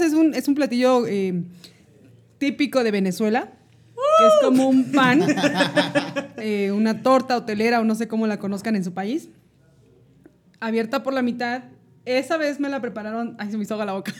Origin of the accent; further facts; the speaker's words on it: Mexico; siento que no soy mexicana por esa parte